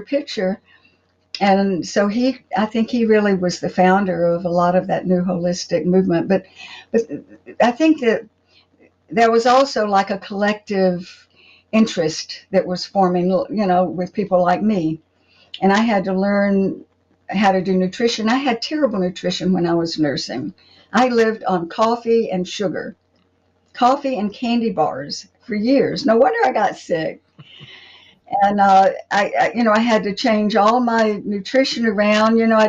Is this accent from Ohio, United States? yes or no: no; Pensacola, Florida, United States; moved away as an adult; also born or lived in California; I grew up here in Pensacola, went out to California for 20 years, and then came back here.